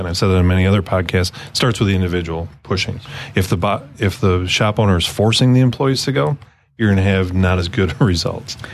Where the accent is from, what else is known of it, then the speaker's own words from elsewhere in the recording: Michigan, United States; I grew up in the in Michigan